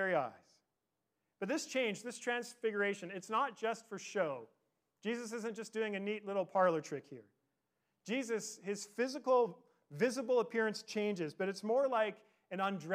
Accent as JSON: {"language": "English", "town": "Victoria", "region": "British Columbia", "country": "Canada", "tie": "born or raised there", "said": "I grew up in Victoria"}